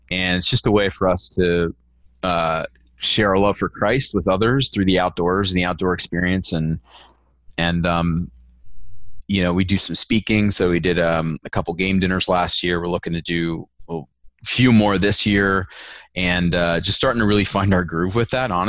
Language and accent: English; Pennsylvania, United States; moved away as an adult; also born or lived in North Dallas, Texas; now in Dallas, United States; I was born and raised on the East Coast in Pennsylvania